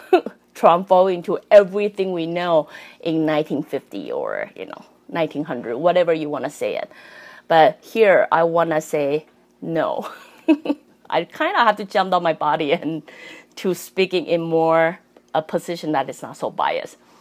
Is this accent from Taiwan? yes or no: yes; Taiwan; also born or lived in Canada; I'm Canadian and I'm Taiwanese.